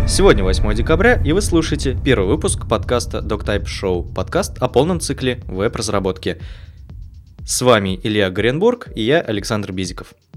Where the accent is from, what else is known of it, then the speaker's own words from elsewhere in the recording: Kuvandyk, Orenburg Oblast, Russia; я из Оренбурга, родился в Кундаке, в небольшом городе